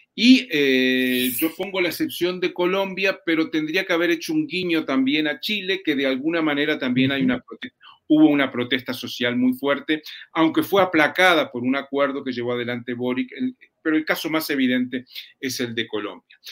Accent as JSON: {"language": "Spanish", "country": "Uruguay", "said": "en mi país, en Uruguay"}